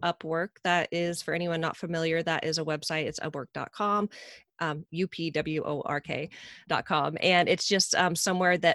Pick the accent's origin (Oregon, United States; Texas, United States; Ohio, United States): Oregon, United States; Medford; we were both from Medford, Oregon